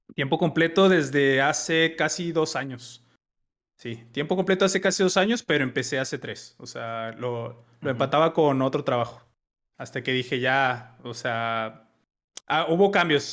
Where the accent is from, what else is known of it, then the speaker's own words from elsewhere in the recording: Mexico; como buen mexicano